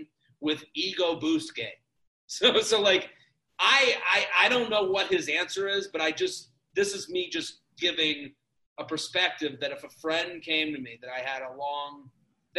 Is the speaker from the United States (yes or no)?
yes; outside of Boston, Massachusetts, United States; I'm from outside of Boston.